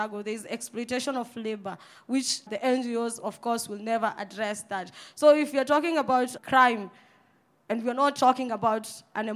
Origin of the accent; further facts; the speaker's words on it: Nairobi, Kenya; I was born and raised in Mukuru Kwajenga